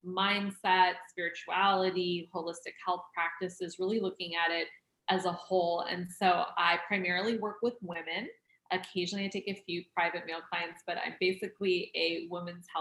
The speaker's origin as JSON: {"language": "English", "region": "Oregon", "country": "United States", "tie": "born or raised there", "said": "I grew up in Oregon"}